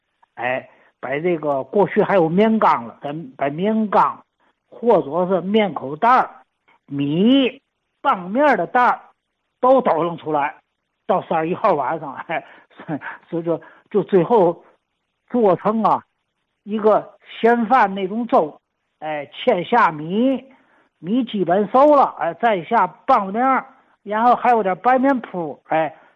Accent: Tianjin, China; 是不是就咱天津啊？就是咱天津的方言？

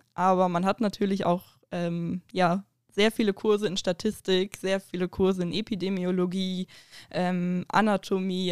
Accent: Duisburg, North Rhine-Westphalia, Germany; moved away; ich komme ja halt hier nicht aus der Gegend, äh, wie du ja anfangs gesagt hast. Ich bin in Duisburg geboren.

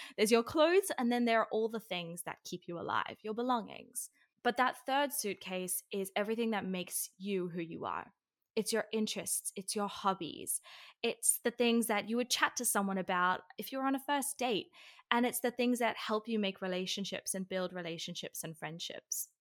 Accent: Sydney, New South Wales, Australia; moved away; also born or lived in Israel; I'm from Australia

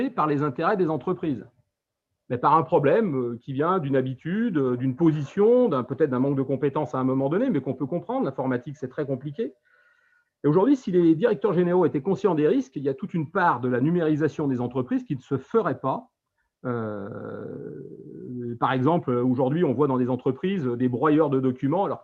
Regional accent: France; Nous sommes français et nous avons les mêmes intérêts que tous les Français.

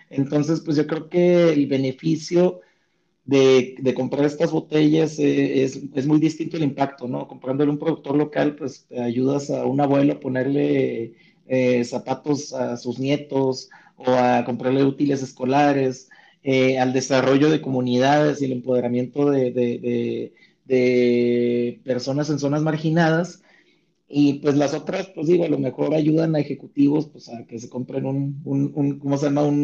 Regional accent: Mexico; Entonces yo creo que eh, tenemos que estar muy orgullosos de nuestras bebidas eh, como mexicanos y enaltecerlas siempre, ¿no?

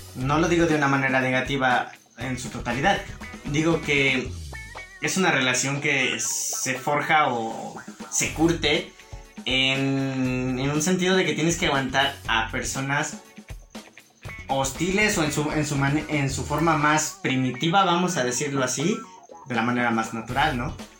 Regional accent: Mexico; hablo de México porque vivimos

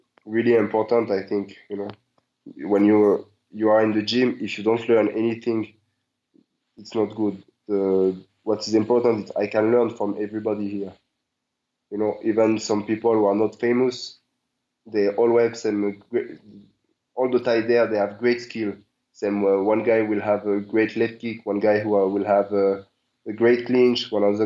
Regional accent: Marseille, Provence-Alpes-Côte d'Azur, France; English is a second language; moved away as an adult; also born or lived in Netherlands; now in Thailand; I grew up in Marseille. It's from the south of France.

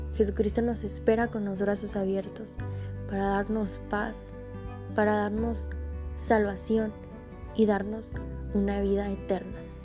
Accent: Monterrey, Nuevo León, Mexico; soy originaria de Monterrey, Nuevo León

